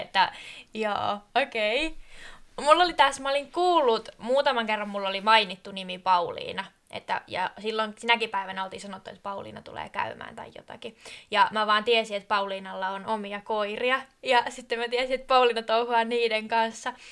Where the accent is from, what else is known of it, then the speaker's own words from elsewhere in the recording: Kiikoinen, Satakunta, Finland; now in Lapland, Finland; mä oon kotoisin Etelä-Suomesta sellaisesta pienestä kylästä kuin Kiikoinen